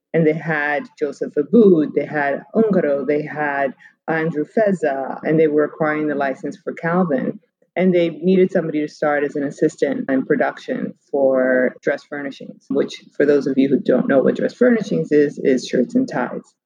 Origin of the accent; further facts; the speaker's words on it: Cuba; I was born in Cuba